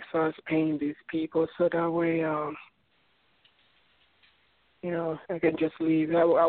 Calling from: Florida, United States; I'm coming from Florida.

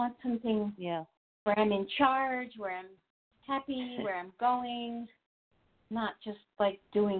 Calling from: New Jersey, United States; from New Jersey.

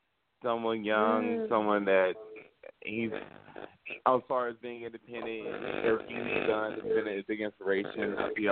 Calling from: Los Angeles, California, United States; I'm calling from Los Angeles.

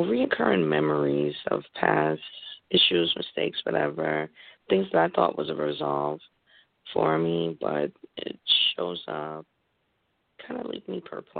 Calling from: Connecticut, United States; I'm calling in from Connecticut.

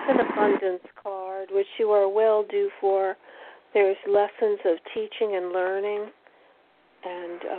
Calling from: Connecticut, United States

